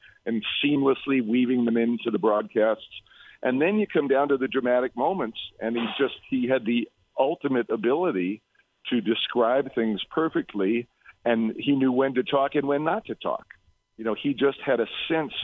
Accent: New York City, New York, United States; moved away; I grew up in Brooklyn

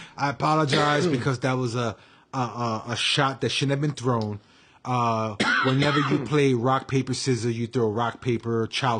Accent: New York City, New York, United States; also born or lived in Washington Heights, Manhattan; I was born in Columbia Presbyterian. I lived on 173rd and Broadway for the first, I think, 2-3 months of my life. And then I ended up in the Bronx, Kingsbridge.

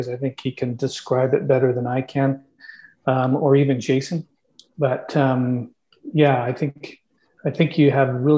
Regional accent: Canada; we're Canadian

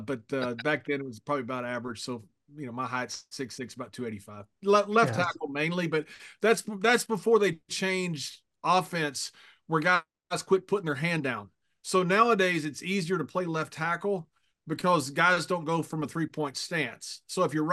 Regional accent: West Texas, United States; I grew up in West Texas

